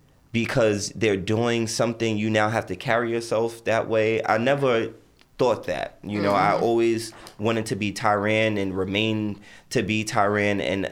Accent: Barbados

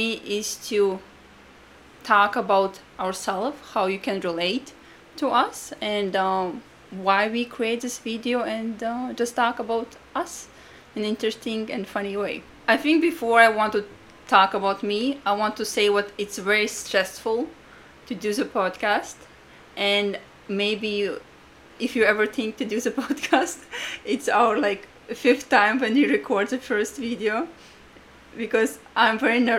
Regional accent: Latvia; English is a second language; moved away as an adult; now in United States; I'm from Latvia. I came to America for the internship when I was 23 years old

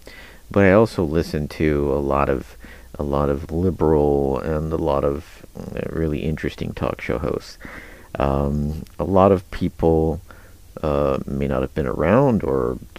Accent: Kansas, United States; moved away as an adult; also born or lived in Denver, Colorado; of course I grew up in Kansas. There weren't a lot of radio stations, you know, KJCK.

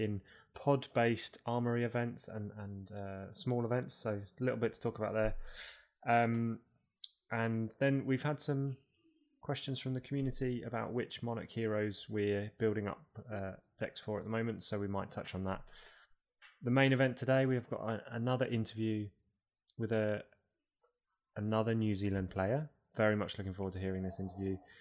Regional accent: United Kingdom; also born or lived in Toronto, Canada

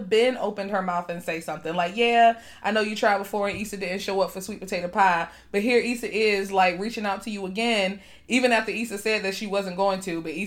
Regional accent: East Coast, United States; I'm from the East Coast

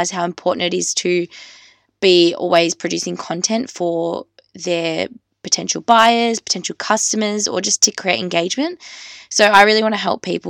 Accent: Australia; I'm just an Australian girl

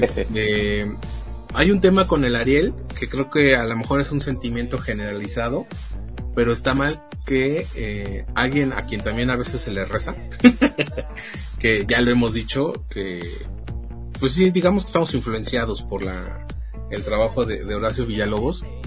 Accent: Mexico; siendo mexicano

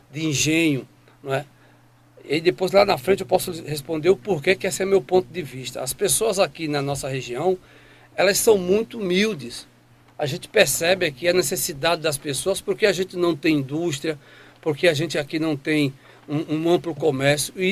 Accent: Ibiranga, Brazil; Eu sou do distrito de Ibiranga né, é, filho natural de lá daquela terra

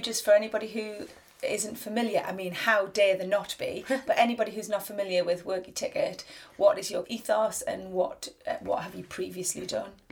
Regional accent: the Northeast, North East England, United Kingdom; I'm a writer from the Northeast

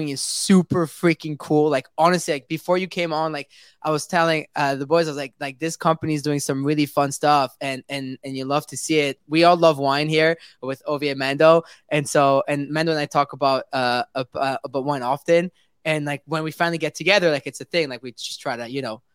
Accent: Montreal, Quebec, Canada; Out here in North America, I'm from Montreal

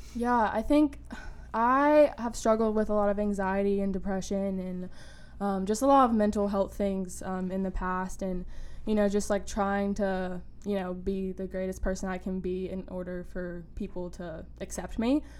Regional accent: Wilmington, North Carolina, United States; I am a rising senior at UNCW and I am from Wilmington.

